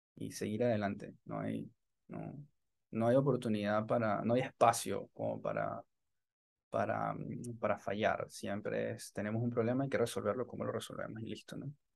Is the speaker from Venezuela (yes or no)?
yes; Maracay, Aragua, Venezuela; moved away as an adult; also born or lived in Caracas; now in Tampa, United States; nací en Caracas, pero me crié en una ciudad que se llama Maracay